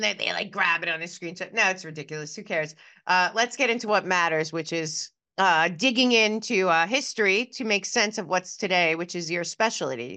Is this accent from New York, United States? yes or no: yes; New York, United States; I'm just a New Yorker